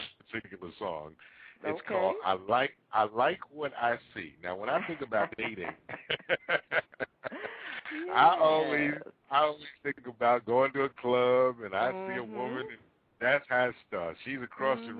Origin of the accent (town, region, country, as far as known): Newark, New Jersey, United States; born or raised there